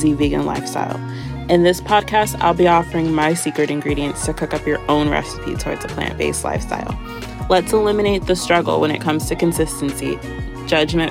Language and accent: English; San Antonio, Texas, United States; I am born and raised in San Antonio, Texas.